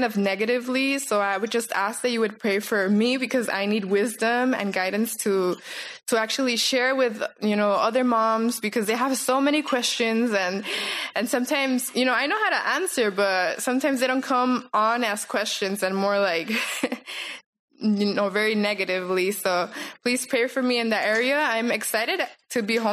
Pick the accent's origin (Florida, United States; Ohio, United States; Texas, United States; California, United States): California, United States; Los Angeles; moved away as an adult; now in Guayaquil, Ecuador; I grew up here in Los Angeles, California. My parents are Mexican